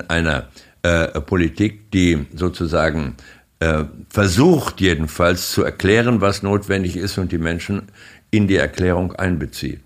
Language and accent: German; Germany; als Deutsche